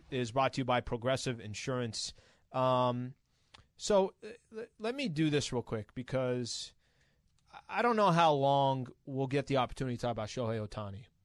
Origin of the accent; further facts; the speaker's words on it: San Diego, California, United States; I'm from San Diego